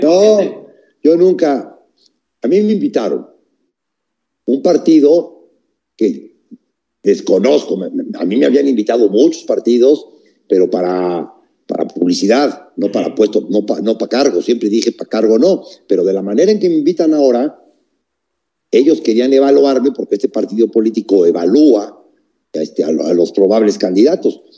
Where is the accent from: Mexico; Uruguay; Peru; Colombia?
Mexico